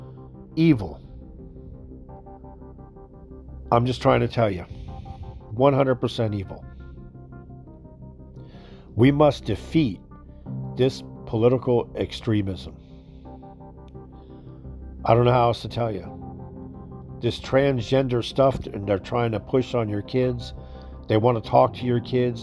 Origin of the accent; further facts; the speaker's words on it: United States; we as American people